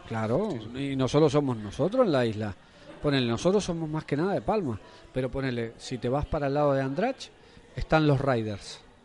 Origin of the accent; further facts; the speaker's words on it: Argentina; moved away as an adult; now in Mallorca, Spain; yo soy argentino, llevo casi 20 años.